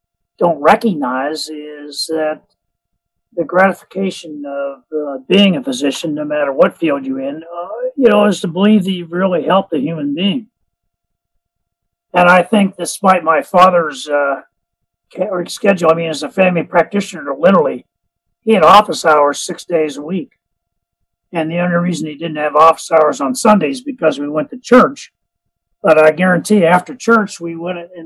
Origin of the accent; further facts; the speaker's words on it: Pittsburgh, Pennsylvania, United States; I grew up in Pittsburgh